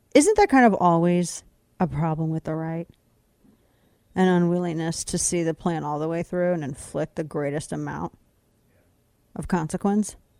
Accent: United States; I'm an American

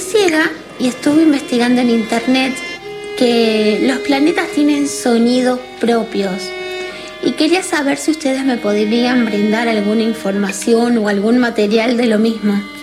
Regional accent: Buenos Aires, Argentina; Soy de Buenos Aires.

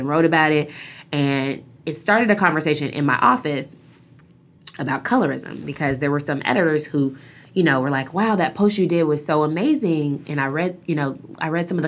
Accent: Seattle, Washington, United States; moved away as an adult; I grew up in Seattle

